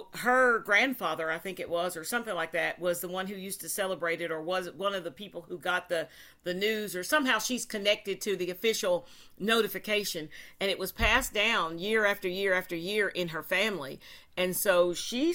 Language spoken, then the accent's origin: English; Tennessee, United States; in Tennessee, we actually celebrate something called the 8th of August